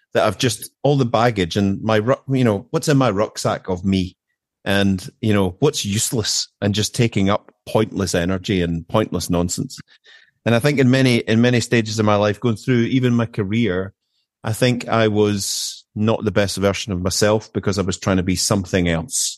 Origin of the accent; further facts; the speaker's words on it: Erskine, Scotland, United Kingdom; moved away as an adult; also born or lived in Glasgow / Kemnay, Aberdeenshire; now in Aberdeenshire, United Kingdom; I grew up in Erskine, which is about twelve, fifteen miles outside of Glasgow.